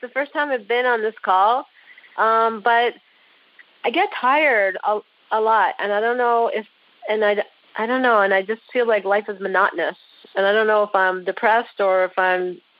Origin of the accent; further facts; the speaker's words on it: Connecticut, United States; I'm from Connecticut as well.